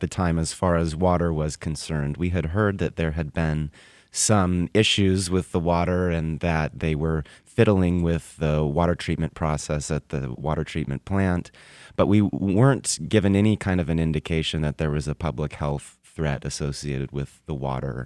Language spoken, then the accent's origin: English; Tacoma, Washington, United States; moved away; my hometown of Tacoma, Washington